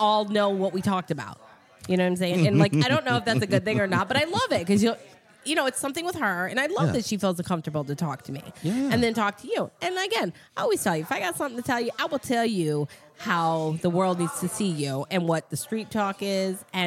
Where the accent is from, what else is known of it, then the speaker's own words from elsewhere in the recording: Dearborn, Michigan, United States; I grew up with Arabics in Dearborn